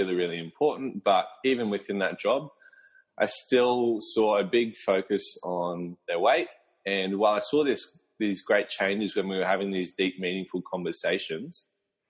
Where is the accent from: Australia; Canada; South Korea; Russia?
Australia; Brisbane, Queensland; I'm from Brisbane, Australia, so near the Gold Coast